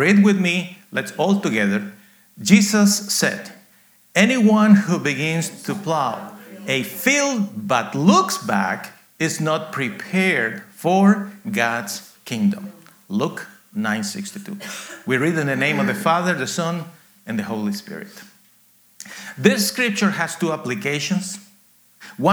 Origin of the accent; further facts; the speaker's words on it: Guatemala; now in United States; I was born in Guatemala, actually in a coffee farm, very rural area